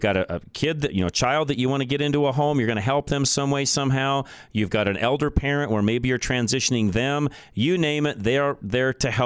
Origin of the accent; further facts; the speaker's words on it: Boulder, Colorado, United States; moved away; I grew up in Boulder, Colorado